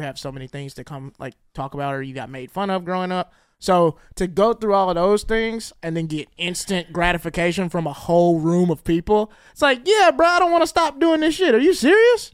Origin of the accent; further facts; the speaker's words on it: the South, United States; I grew up in the South